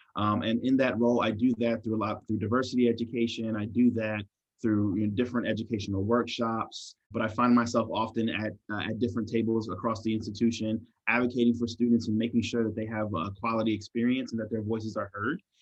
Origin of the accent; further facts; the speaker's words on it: Maryland, United States; I was born and raised in Maryland